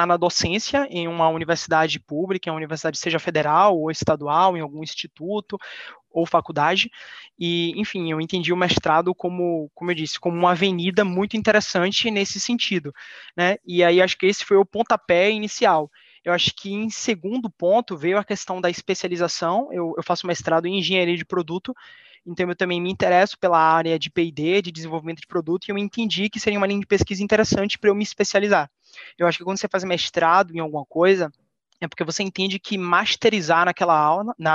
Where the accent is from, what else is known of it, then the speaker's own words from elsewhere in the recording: Salvador, Bahia, Brazil; Eu tenho 26 anos, eu sou de Salvador, Bahia